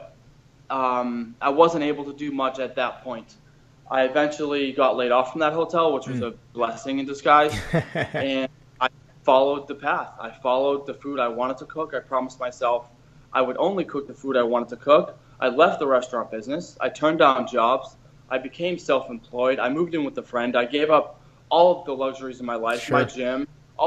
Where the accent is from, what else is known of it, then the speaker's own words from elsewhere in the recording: Boston, Massachusetts, United States; moved away as an adult; also born or lived in Miami; I was from Boston originally